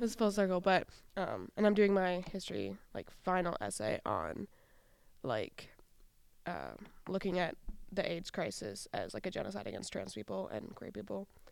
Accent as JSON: {"language": "English", "region": "Wisconsin", "country": "United States", "tie": "born or raised there", "also_born_or_lived": "Rondo, Saint Paul, Minnesota", "moved": "yes", "lives_now": "Saint Paul, United States", "said": "I grew up in Wisconsin"}